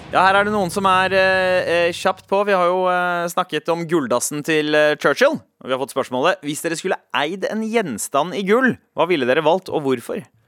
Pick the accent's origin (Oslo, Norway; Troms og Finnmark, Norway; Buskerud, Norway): Buskerud, Norway; Drammen; der jeg kommer fra, så er det veldig populært med gull. Altså Drammen